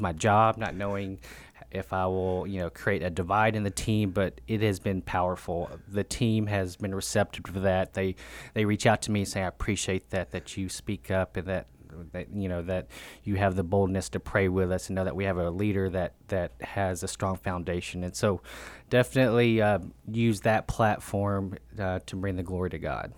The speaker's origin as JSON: {"language": "English", "town": "Murfreesboro", "region": "Tennessee", "country": "United States", "tie": "born or raised there", "said": "I was born and raised in Murfreesboro, Tennessee."}